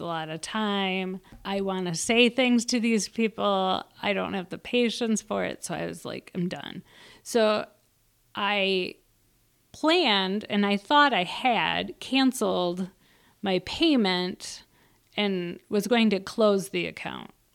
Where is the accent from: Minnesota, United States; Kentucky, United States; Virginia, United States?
Minnesota, United States; I'm from Minnesota.